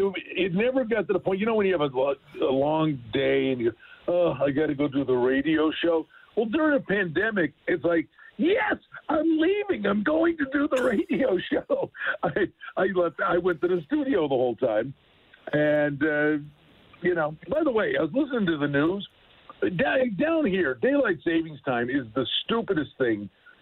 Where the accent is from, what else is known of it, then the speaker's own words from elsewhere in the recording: Buffalo, New York, United States; now in Las Vegas, United States; when you live here, and I'm from Buffalo and I whine, I'm all dressed up.